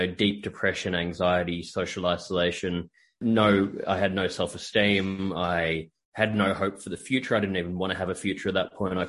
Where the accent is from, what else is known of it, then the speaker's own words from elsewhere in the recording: Australia; moved away as an adult; now in United States; I'm from Australia and I'm living in the US at the moment